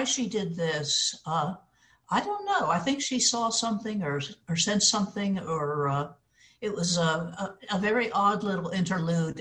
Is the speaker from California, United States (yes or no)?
no; Livingston, New Jersey, United States; I was a free-range child. I roamed from the river to the top of the hill. But and this was in Livingston, New Jersey, before it became metropolitan